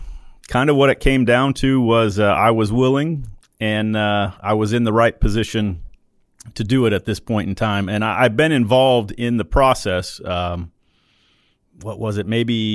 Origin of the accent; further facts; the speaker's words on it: Utah, United States; So I grew up in Utah, so out west.